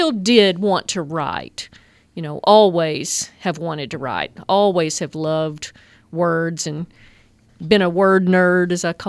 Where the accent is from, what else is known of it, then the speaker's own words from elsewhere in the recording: Hagarville, Arkansas, United States; Well, I'm originally from this area. I grew up in Hagerville